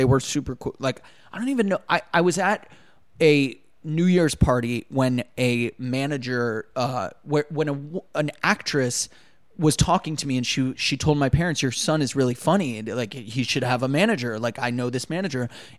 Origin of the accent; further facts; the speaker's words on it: Los Angeles, California, United States; now in West Hollywood, United States; I'm from the Valley, so you know, I relocated over the hill. Now I live in West Hollywood, which I love. But I, you know, the Valley will always feel like home.